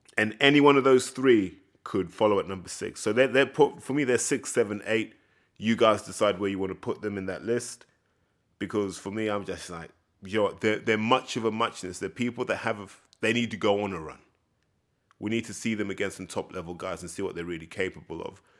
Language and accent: English; United Kingdom; the British hooligan spirit